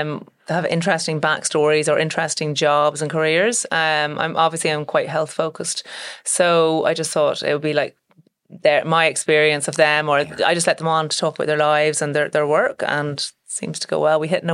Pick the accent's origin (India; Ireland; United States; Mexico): Ireland; Dublin, Leinster; I know, but I was born and bred in Dublin. My parents are from the north. So my dad is from Belfast and my mum was from Larne. And they moved down here when they got married around 1978. And then I was born in 1980.